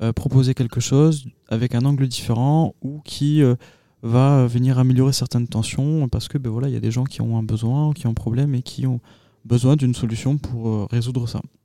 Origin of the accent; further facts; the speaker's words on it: Agen, Nouvelle-Aquitaine, France; je suis originaire euh, d'Agen.